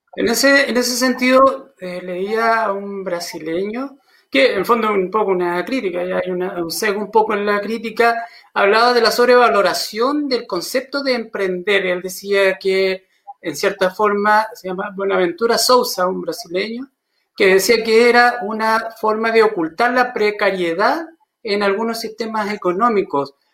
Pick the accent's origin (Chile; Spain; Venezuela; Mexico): Chile; Somos emprendedores los chilenos